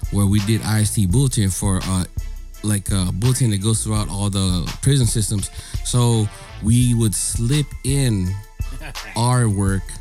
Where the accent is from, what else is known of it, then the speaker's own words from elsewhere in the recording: Philippines; I'm Filipino, dog. I'm looking